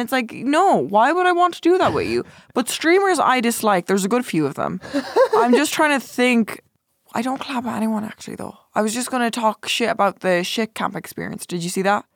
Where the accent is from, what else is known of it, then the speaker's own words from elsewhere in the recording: Ireland; I'm Irish. I'm Irish.